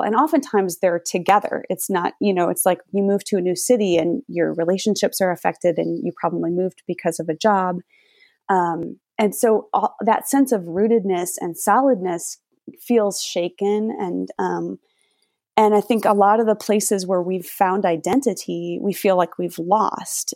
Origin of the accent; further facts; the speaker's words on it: Minnesota, United States; now in Florida, United States; I grew up in Minnesota